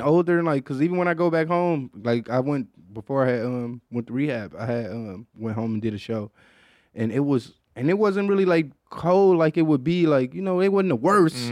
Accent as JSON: {"language": "English", "region": "Michigan", "country": "United States", "tie": "born or raised there", "moved": "as an adult", "lives_now": "Austin, United States", "said": "growing up in Michigan"}